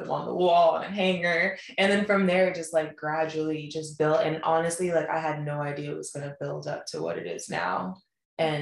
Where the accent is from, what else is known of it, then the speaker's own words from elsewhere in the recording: Colorado, United States; moved away; growing up in Colorado in the suburbs